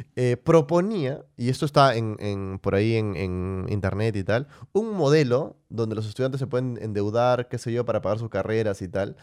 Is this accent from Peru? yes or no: yes; Peru; como peruano